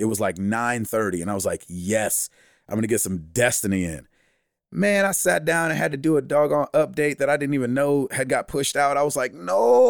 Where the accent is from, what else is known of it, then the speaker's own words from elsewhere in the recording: the South, United States; we're from the South